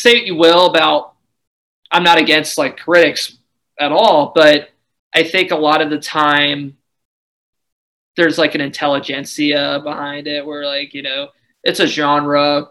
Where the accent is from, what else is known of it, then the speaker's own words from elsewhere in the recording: Ohio, United States; we're from Ohio, and like I you know, I live in, you know, I've lived in Ohio my whole life